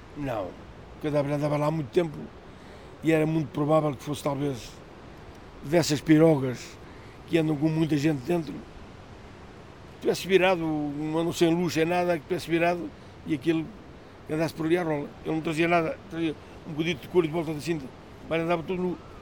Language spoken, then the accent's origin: Portuguese; Praia de Mira, Coimbra District, Portugal; nascido e criado na Praia de Mira